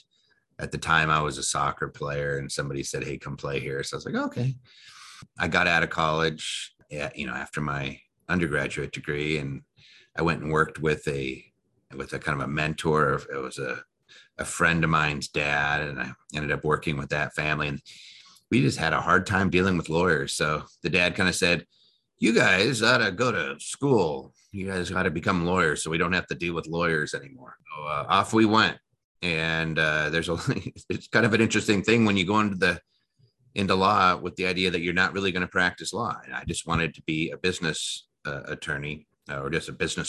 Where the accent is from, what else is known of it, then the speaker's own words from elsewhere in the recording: United States; also born or lived in Media, Pennsylvania / Seattle, Washington; now in Las Vegas, United States; I grew up between actually Philadelphia, Pennsylvania, actually a place called Media, and moved out to Washington.